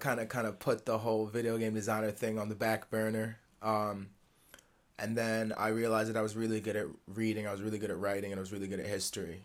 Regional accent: Lower Westchester, New York City area, United States; growing up in Lower Westchester, New York City area

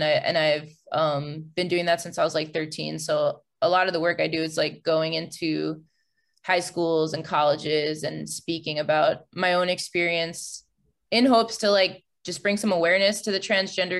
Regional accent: Long Island, New York, United States; the LGBT center that happened to be in my hometown. It was like the only one on Long Island at the time

